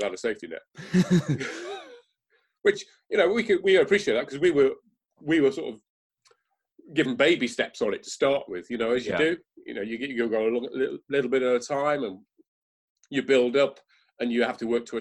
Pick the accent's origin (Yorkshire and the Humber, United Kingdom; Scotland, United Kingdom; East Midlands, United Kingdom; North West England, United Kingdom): East Midlands, United Kingdom; Nottingham; moved away as an adult; now in Exmouth, United Kingdom; I grew up in Nottingham